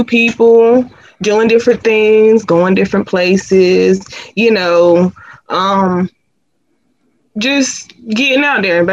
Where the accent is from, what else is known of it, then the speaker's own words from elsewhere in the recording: Sanford, North Carolina, United States; I am from Sanford, North Carolina